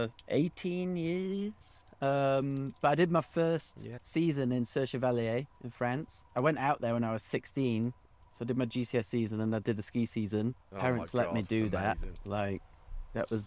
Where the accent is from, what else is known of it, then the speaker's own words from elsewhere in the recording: Sheffield, Yorkshire and the Humber, United Kingdom; It was really nice growing up in Sheffield. I liked it. We didn't grow up in the city. We lived. About 20 minutes from the city centre, closer to Rotherham, actually.